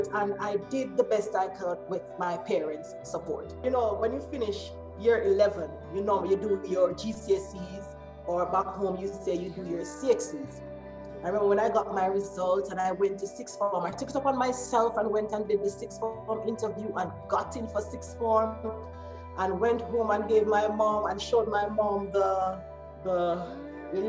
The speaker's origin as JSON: {"language": "English", "town": "Kingston", "country": "Jamaica", "tie": "born or raised there", "moved": "yes", "lives_now": "England", "said": "I was born and raised in Kingston, Jamaica"}